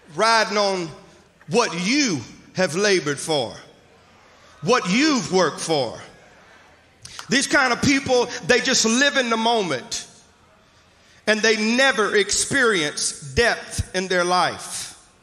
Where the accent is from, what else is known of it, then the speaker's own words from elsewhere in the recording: Mississippi, United States; moved away; I'm from Mississippi originally, so I'll use some kind of vernacular